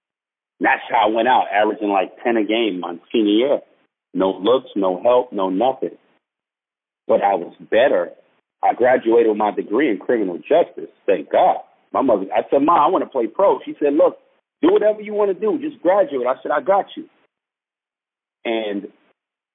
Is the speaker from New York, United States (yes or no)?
yes; New York, United States; moved away; growing up in New York